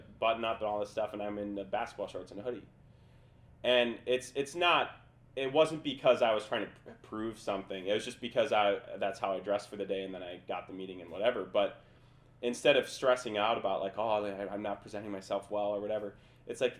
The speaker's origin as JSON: {"language": "English", "region": "Minnesota", "country": "United States", "tie": "born or raised there", "also_born_or_lived": "Lawrence, Kansas", "moved": "as an adult", "said": "I'm from Minnesota. Like, that alone, yeah, like, I have no network, from Minnesota, from a small town. I was grew up in a township"}